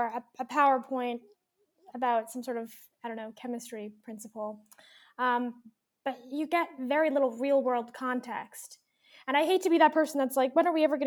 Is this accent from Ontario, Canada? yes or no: no; Alberta, Canada; we're from Alberta. We follow Alberta's curriculum